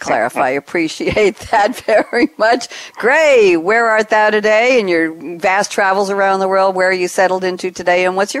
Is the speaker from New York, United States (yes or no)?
yes; Long Island, New York, United States; now in Durham, United States; I come from Long Island, where we have Long Island iced tea